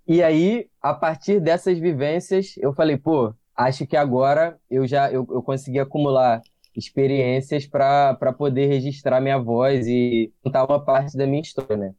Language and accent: Portuguese; Unamar, Rio de Janeiro, Brazil; also born or lived in Minas Gerais; no lugar onde eu cresci, lá em Unamar